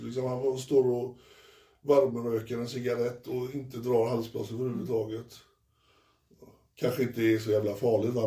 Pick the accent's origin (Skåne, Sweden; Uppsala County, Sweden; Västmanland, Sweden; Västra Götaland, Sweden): Västra Götaland, Sweden; Frölunda; jag kommer från Frölunda och Frölunda är mitt lag